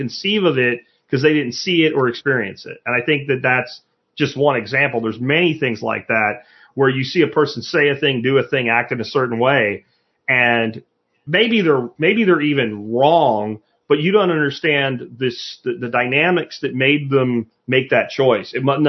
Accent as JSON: {"language": "English", "region": "Florida", "country": "United States", "lives_now": "Texas, United States", "said": "It's not like because I came from Florida, I have to like change my driver's license."}